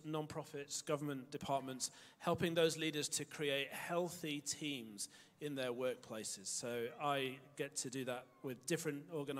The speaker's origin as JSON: {"language": "English", "country": "United Kingdom", "also_born_or_lived": "Germany", "moved": "yes", "lives_now": "Launceston, Australia", "said": "I'm from the UK originally."}